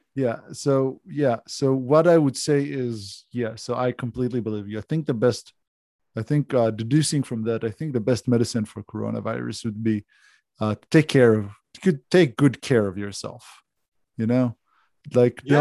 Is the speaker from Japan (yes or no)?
no; Israel; accent: Israeli; English is a second language; now in Australia